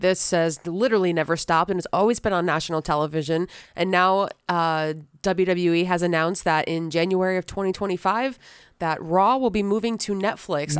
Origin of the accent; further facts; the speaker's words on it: St. Petersburg, Florida, United States; born and raised in Saint Petersburg